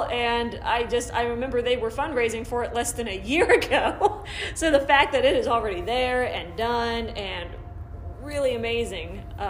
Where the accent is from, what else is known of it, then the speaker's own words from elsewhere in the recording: Ashville, Ohio, United States; including Asheville, my hometown.